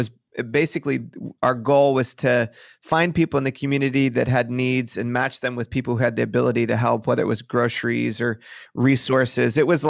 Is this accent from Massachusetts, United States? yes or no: no; Detroit, Michigan, United States; now in Bay Area, United States; I grew up just outside of Detroit, Michigan.